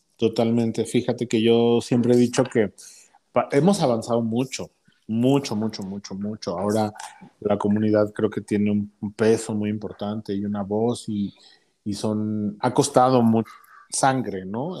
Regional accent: Uruapan, Michoacán, Mexico; moved away as an adult; now in Mexico City, Mexico; yo soy originario de Uruapan, Michoacán. Ahí viví hasta los 22, 21 años más o menos

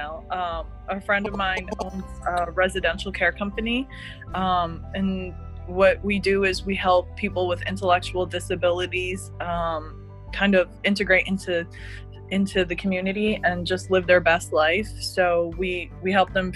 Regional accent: United States; they eventually came here to the U.S. Like in the 70s. And so they had my sisters and I here

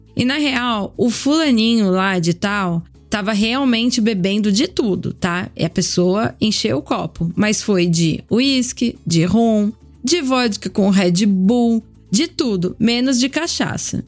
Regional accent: Brazil; moved away; also born or lived in Europe; Sou brasileira

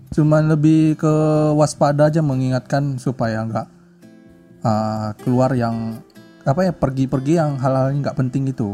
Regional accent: Tanjung Pinang, Riau Islands, Indonesia; moved away as an adult; aslinya dari Kepulauan Riau, Kota Tanjung Pinang

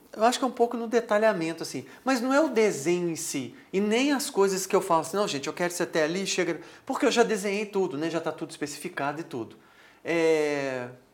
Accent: Minas Gerais, Brazil; A gente é mineiro, a gente é um pouco meio é, desconfiado, retraído um pouco

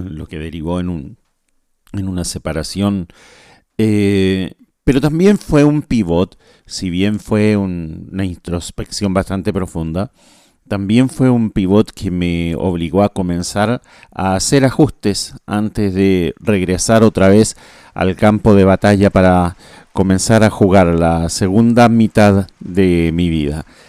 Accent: Chile; now in Asunción, Paraguay; soy chileno, vivo en, vivo en Paraguay

